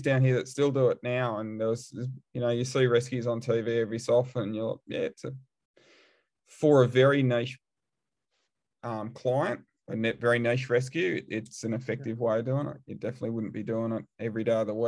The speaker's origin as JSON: {"language": "English", "country": "Australia", "also_born_or_lived": "England / Waterford, Ireland", "moved": "as an adult", "said": "I'm from Australia"}